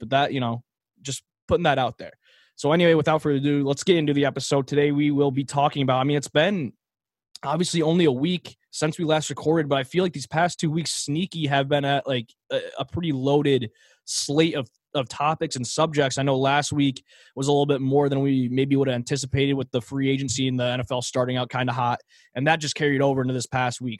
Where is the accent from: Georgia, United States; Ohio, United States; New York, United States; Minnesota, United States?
New York, United States; Rochester; we're brothers from Rochester, New York